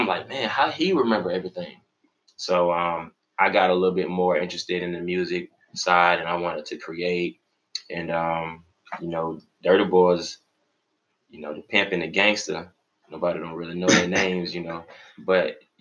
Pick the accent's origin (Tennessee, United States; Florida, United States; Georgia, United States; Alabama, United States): Florida, United States; West Palm Beach; now in Tallahassee, United States; I'm from West Palm Beach. Shout out to 561, you know, That's where my parents stay and everything